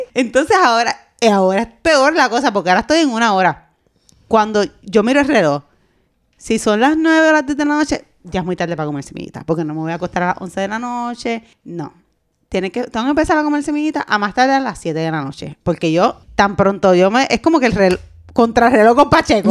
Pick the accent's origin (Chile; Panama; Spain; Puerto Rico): Puerto Rico; como buena boricua